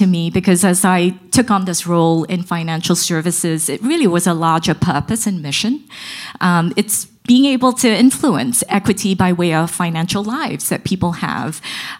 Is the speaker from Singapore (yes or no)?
yes; Singapore; now in New York, United States; I was a kid growing up in Singapore, a long way away from here. I have been in the New York area since 1999 and have no plans to move